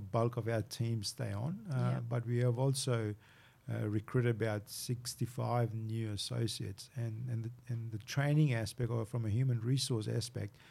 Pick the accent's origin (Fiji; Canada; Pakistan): Fiji; now in Australia; Fiji's home, born and bred in Fiji